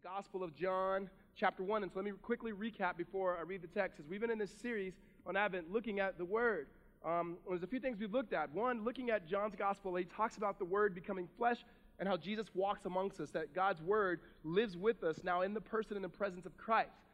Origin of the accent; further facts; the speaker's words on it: Southern California, United States; I'm from Southern California